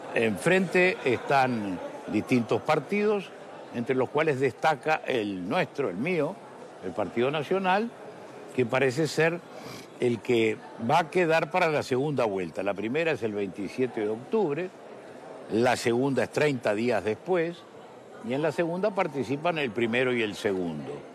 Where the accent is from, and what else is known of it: Uruguay